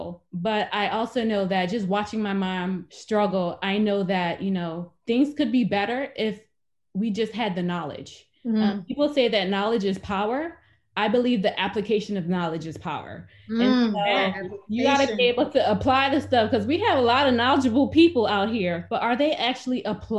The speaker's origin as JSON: {"language": "English", "town": "Philadelphia", "region": "Pennsylvania", "country": "United States", "tie": "born or raised there", "said": "I grew up in Philadelphia, Pennsylvania"}